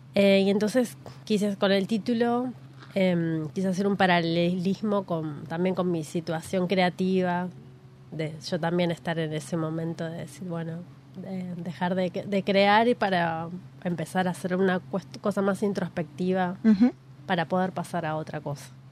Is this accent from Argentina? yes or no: yes; Quilmes, Buenos Aires Province, Argentina; cuando era niña, yo nací en Quilmes, viví mucho tiempo en una casa